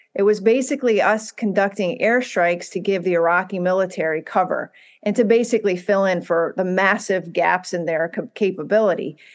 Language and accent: English; United States; as a, as an American